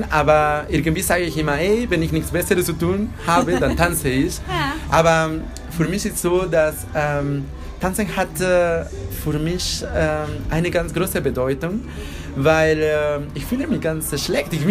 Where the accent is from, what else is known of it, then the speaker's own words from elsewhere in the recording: Mexico; German is a second language; bin ich auch Mexikaner und da die Leute sind auch ein bisschen anders als in Deutschland. Wir haben eine andere Kultur und wir sind ganz bewusst von der Tod.